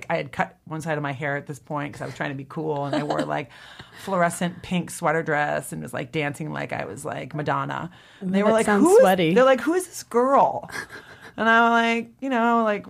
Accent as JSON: {"language": "English", "town": "Rockford", "region": "Illinois", "country": "United States", "moved": "yes", "said": "I'm from Rockford, Illinois"}